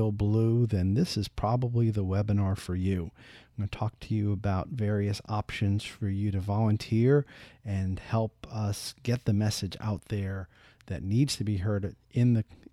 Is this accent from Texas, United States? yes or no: no; Tampa, Florida, United States; my hometown of Tampa, Florida